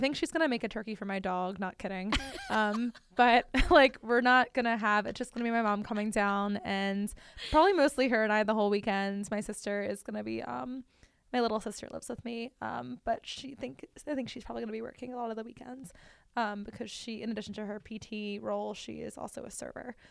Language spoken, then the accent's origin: English; Northeast, United States; now in Richmond, United States; I am from the Northeast